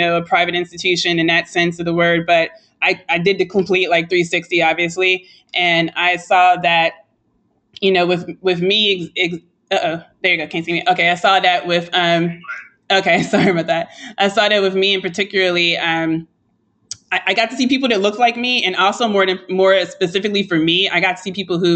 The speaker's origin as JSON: {"language": "English", "town": "Chicago", "region": "Illinois", "country": "United States", "tie": "born or raised there", "said": "I'm from Chicago"}